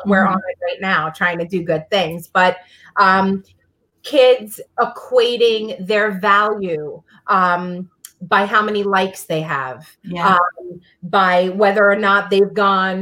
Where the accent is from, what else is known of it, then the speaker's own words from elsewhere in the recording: New York City, New York, United States; I'm from Brooklyn